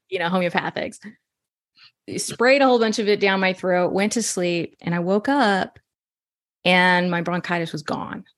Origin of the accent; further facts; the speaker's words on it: Texas, United States; I'm from Texas